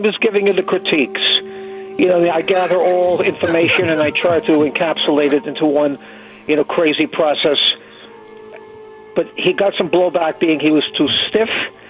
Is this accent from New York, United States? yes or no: yes; New York City, New York, United States; also born or lived in Brooklyn; I grew up in Queens. Born in Brooklyn, raised in Queens.